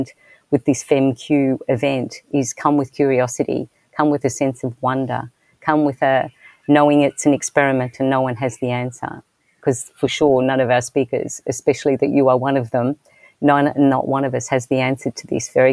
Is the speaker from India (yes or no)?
no; Australia; being Australian, I was raised in a particular way.